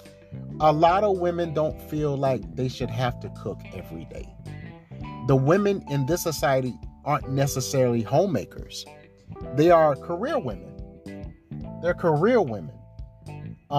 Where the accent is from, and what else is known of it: South Carolina, United States; born or raised there